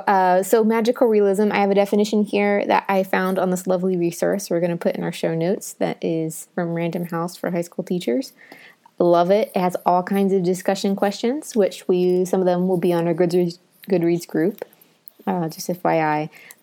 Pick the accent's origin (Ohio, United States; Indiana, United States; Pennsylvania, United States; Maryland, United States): Ohio, United States; So it's in that area, and I moved down from Southern Ohio to the South.